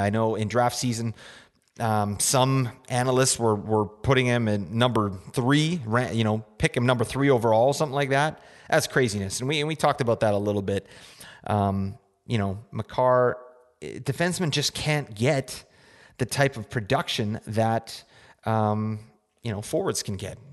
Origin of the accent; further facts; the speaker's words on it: Canada; We're from Canada up in here